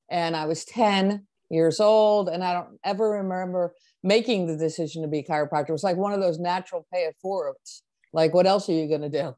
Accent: Rockaway, New Jersey, United States; moved away; I'm from New Jersey, and at the time I was living in North Jersey, in Rockaway, New Jersey, Morris County

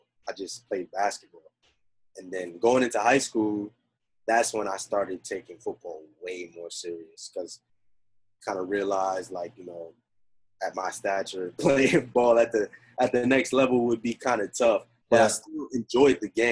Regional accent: New Jersey, United States; also born or lived in Bronx, New York; I was born in the Bronx, raised in Jersey

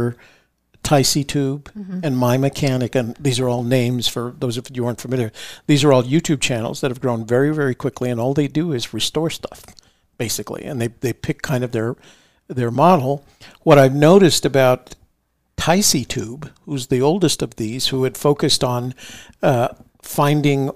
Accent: Washington, District of Columbia, United States; I grew up in Washington D.C.

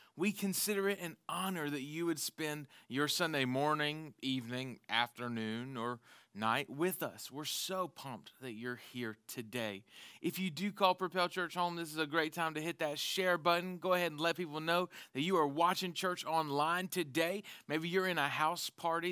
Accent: the South, United States; we're from the South

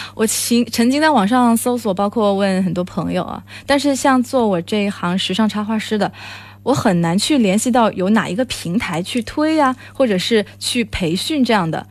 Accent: China; 我是一个来自中国的

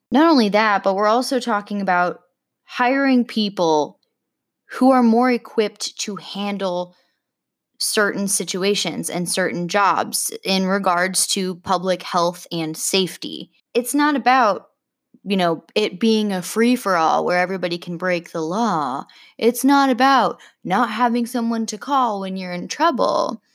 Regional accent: Oklahoma, United States; I grew up in Oklahoma

